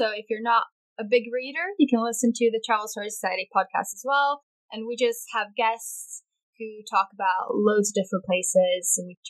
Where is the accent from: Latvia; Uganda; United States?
Latvia; Riga; moved away as an adult; also born or lived in London, United Kingdom; I'm a Latvian. So I come from the capital city, which is Riga. And I've lived there all my life. And then when I was 18, I moved to the UK, to London, to study Chinese.